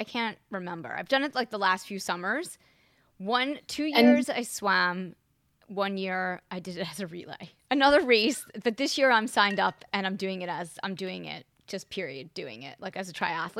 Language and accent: English; Long Island, New York, United States; I'm from Long Island.